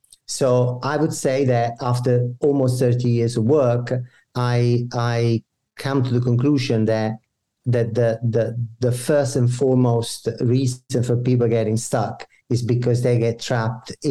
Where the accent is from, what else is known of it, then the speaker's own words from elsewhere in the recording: Italy; moved away as an adult; now in Canada; I was born and I grew up in Italy. I developed myself professionally there